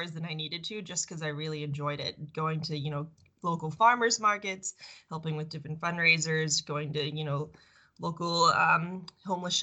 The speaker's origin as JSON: {"language": "English", "town": "Longview", "region": "Texas", "country": "United States", "tie": "born or raised there", "said": "I grew up Jewish in a town where there weren't a lot of Jewish people in Longview, Texas. Love my hometown though"}